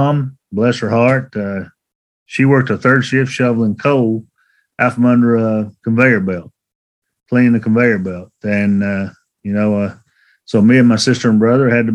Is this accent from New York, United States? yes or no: no; Elkhorn City, Kentucky, United States; I was born and raised in Elkhorn City. It's up on the Virginia border, at the foot of the Pine Mountain Hills, in Pike County